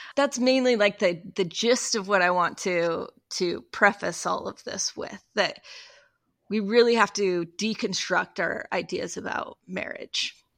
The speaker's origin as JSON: {"language": "English", "region": "Utah", "country": "United States", "tie": "born or raised there", "said": "I grew up in Utah"}